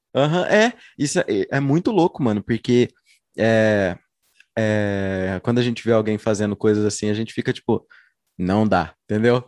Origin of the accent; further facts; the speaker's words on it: Uberlândia, Minas Gerais, Brazil; sou uberlandense